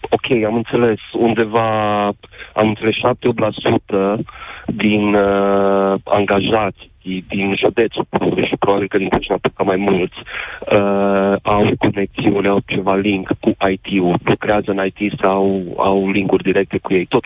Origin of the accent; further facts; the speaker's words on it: Romania; moved away; also born or lived in United Kingdom; Eu pot să vă spun că acum uh, 14 ani am emigrat în UK. Am emigrat, am emigrat când nu se putea trăi dintr-un salariu în România.